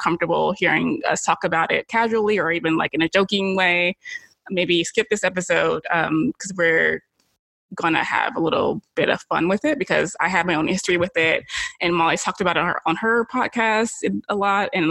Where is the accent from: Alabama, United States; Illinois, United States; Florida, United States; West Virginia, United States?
Alabama, United States; moved away as an adult; I'm from Alabama